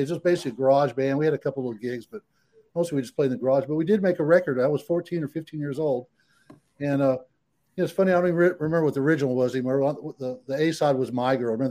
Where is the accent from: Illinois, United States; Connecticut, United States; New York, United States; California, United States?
California, United States; San Diego; born there; I was conceived in Corpus Christi, but the war broke out, and I was born in San Diego, California.